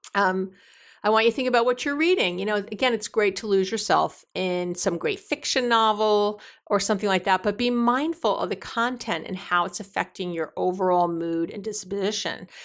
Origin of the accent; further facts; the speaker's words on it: New York, United States; being a New Yorker